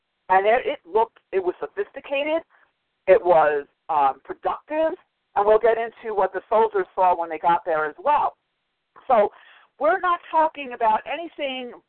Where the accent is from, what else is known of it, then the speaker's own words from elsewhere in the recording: Long Island, New York, United States; I grew up on Long Island, which was a suburb